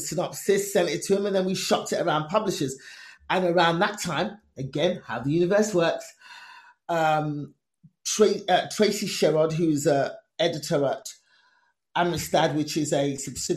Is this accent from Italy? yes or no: no; England, United Kingdom; Me born and raised in England, Nigerian immigrant parents